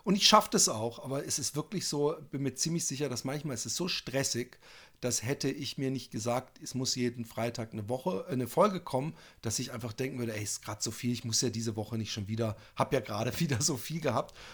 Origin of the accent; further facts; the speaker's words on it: Styria, Austria; Ja. Ich bin ja auch Steirer